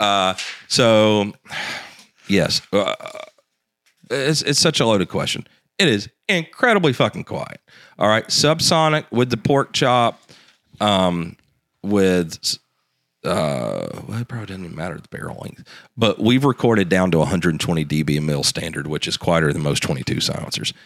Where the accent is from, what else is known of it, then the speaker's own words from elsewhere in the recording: the South, United States; me growing up in the South